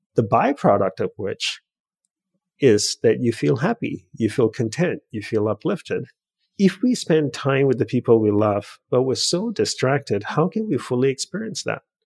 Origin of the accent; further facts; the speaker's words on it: Australia; also born or lived in Hawaii / Los Angeles; now in United States; I grew up in Australia.